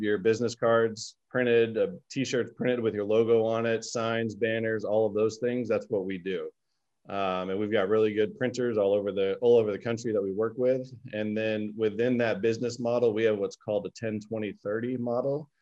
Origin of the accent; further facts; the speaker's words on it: Orlando, Florida, United States; I was born and raised in Orlando, Florida